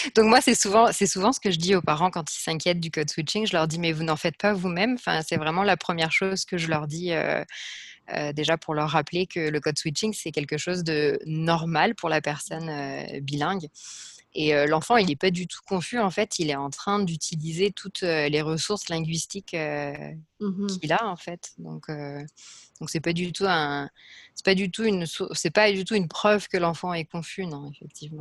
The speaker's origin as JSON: {"language": "French", "country": "France", "also_born_or_lived": "Liège, Belgium / New York, United States", "moved": "as an adult", "said": "je suis française"}